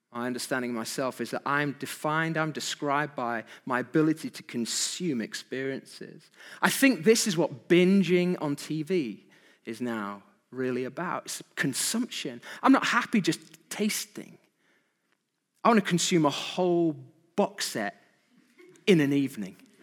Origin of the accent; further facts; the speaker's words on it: United Kingdom; Who are we as British people?